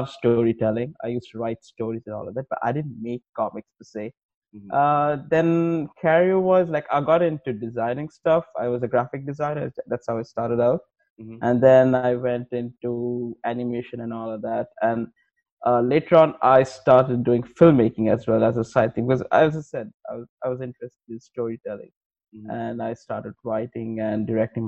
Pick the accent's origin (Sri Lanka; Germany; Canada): Sri Lanka; I'm from Sri Lanka